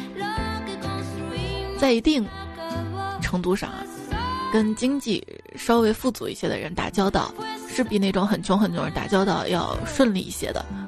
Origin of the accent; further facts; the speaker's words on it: Xi'an, Shaanxi, China; 我是西安的嘛。 我们这边也是有很多河南籍的同学，我们当时上学班上就是这样的